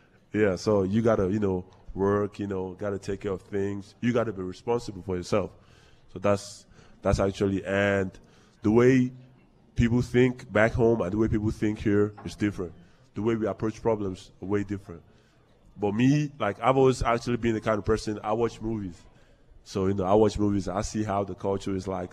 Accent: Nigeria; now in Green Bay, United States; growing up in Nigeria, it's actually a way different culture over there

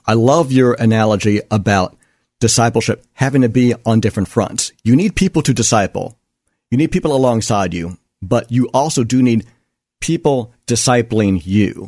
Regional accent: United States; as an American

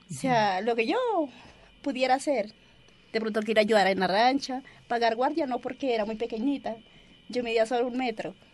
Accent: Colombia; anhelamos la paz, como cualquier colombiano.

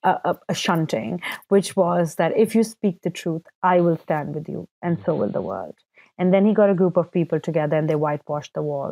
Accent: Karachi, Sindh, Pakistan; I was born and raised in Karachi, Pakistan

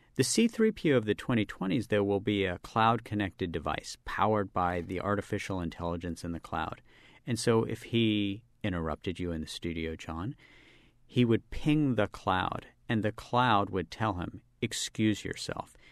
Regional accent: Charleston, West Virginia, United States; I grew up as a public school kid in West Virginia

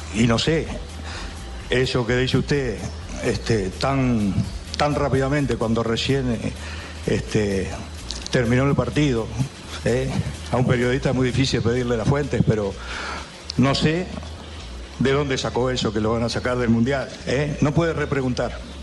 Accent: Uruguay; nuestro sentir como uruguayos

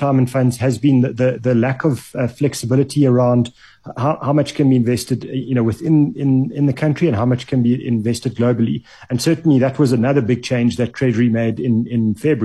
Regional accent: South Africa; as a South African over the age of 18

